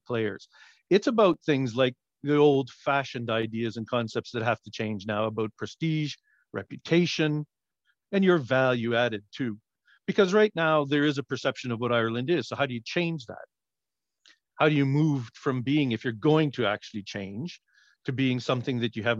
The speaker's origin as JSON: {"language": "English", "country": "Canada", "said": "as a Canadian"}